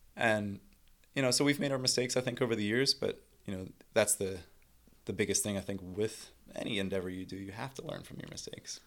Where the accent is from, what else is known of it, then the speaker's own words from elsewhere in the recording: Pittsburgh, Pennsylvania, United States; born and bred Pittsburgher